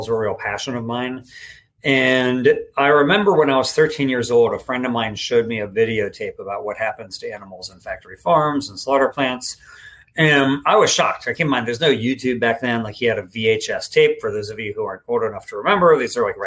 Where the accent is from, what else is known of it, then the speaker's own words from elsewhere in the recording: East Coast, United States; moved away as an adult; now in Sacramento, United States; I grew up on the East Coast